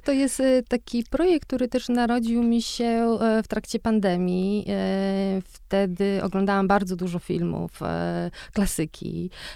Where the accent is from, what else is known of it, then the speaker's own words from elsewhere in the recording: Łódź, Łódź Voivodeship, Poland; ja dorastałam e, w Łodzi na, blok, na czwartym piętrze w zwyczajnym, w zwyczajnym bloku na, na Widzewie